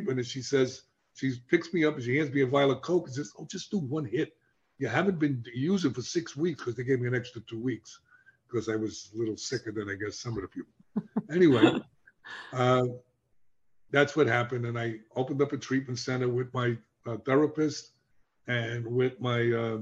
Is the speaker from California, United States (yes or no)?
no; New York, United States; accent: New York; I was embarrassed the way I spoke because I sound like I come from New York, even though I come from New York